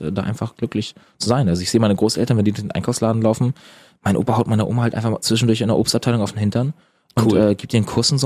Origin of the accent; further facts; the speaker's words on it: Eutin, Schleswig-Holstein, Germany; moved away; bei uns in Eutin